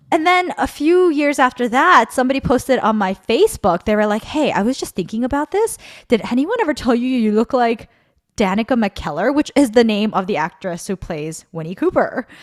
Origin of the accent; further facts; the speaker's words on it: Guatemala City, Guatemala Department, Guatemala; moved away; I grew up in Zona Diez